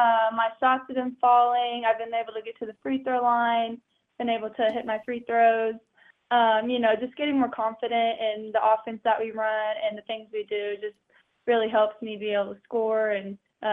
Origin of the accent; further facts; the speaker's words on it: Wichita, Kansas, United States; Well, fun fact, Wichita is where I used to live. I'm actually very from Wichita, very beginning.